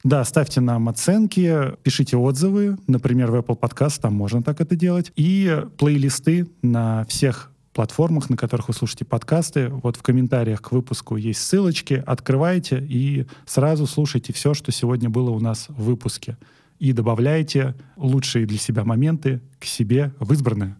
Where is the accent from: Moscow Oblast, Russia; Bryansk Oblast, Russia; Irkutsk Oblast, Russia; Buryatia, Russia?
Moscow Oblast, Russia; Ramensky District; я из Раменского района